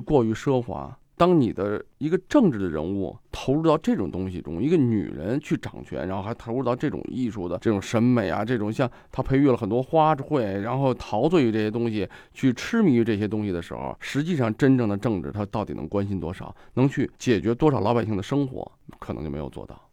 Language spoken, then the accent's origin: Chinese; Guangdong, China; 我们老家那时候广东嘛